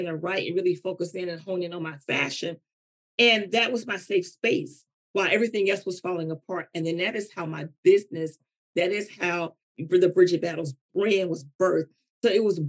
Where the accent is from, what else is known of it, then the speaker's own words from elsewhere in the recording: North Carolina, United States; I'm from North Carolina